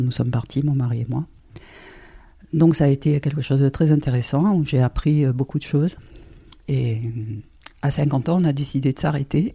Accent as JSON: {"language": "French", "town": "Toulon", "region": "Provence-Alpes-Côte d'Azur", "country": "France", "tie": "born or raised there", "also_born_or_lived": "Marseille / Paris region", "lives_now": "Île du Levant, France", "said": "je suis toulonnaise. Je suis née à Toulon, j'ai fait toutes mes études à Toulon"}